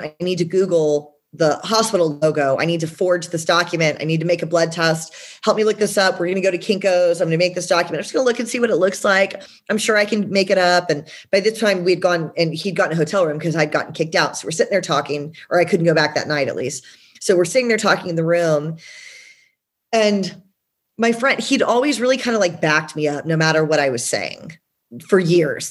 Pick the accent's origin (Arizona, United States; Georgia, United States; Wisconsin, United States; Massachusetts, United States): Georgia, United States; now in San Diego, United States; I'm originally from Georgia